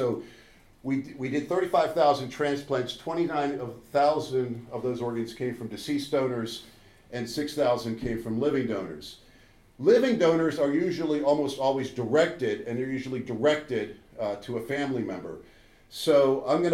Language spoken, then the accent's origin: English; Minnesota, United States; I'm from Minnesota, which is right here in the upper middle of the United States